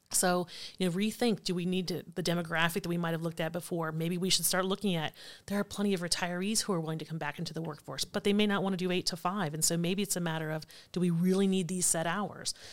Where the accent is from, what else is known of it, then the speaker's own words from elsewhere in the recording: Allen County, Ohio, United States; born and raised in Allen County